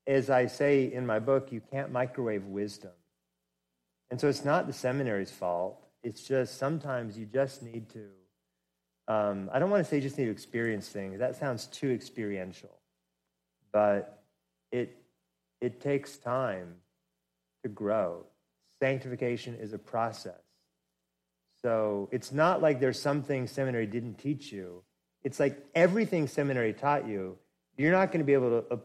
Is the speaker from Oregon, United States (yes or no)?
yes; Oregon, United States; moved away as an adult; now in Atlanta, United States; my home state